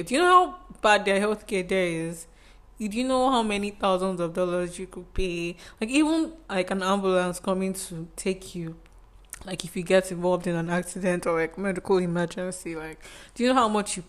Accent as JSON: {"language": "English", "country": "Nigeria", "said": "I'm Nigerian"}